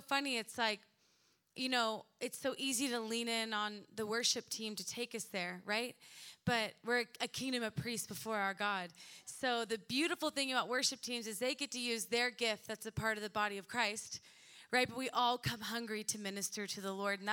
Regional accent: Edmond, Oklahoma, United States; moved away as an adult; I was born and raised in Edmond, Oklahoma

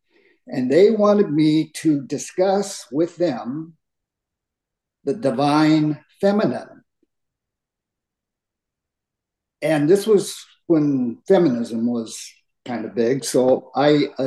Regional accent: United States; I grew up in America, in the United States, my parents both were born in the United States. My grandparents immigrated from Japan

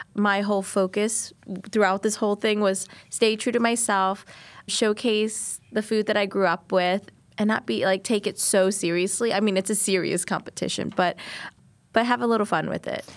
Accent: New Orleans, Louisiana, United States; I'm Vietnamese and I am from New Orleans

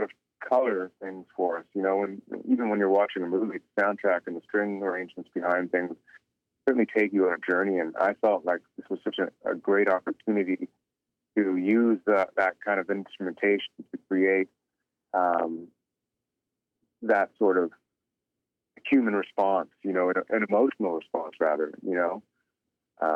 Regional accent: Toronto, Ontario, Canada; I didn't grow up on a reservation. I grew up in Toronto.

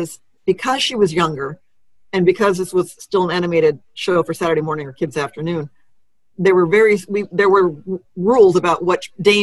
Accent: Texas, United States; You're from Tennessee, I'm from Texas.

